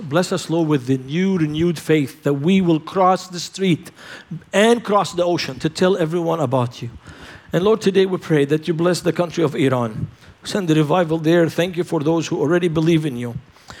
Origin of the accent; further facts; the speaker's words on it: Lebanon; Man, it's so cold. And I'm from Lebanon. I've never seen so much ice in my life.